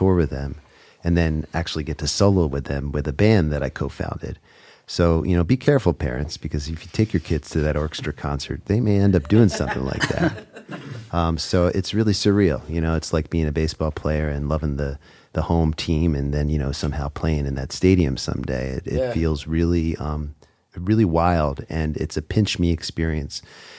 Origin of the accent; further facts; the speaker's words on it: Philadelphia, Pennsylvania, United States; I grew up in the Philadelphia area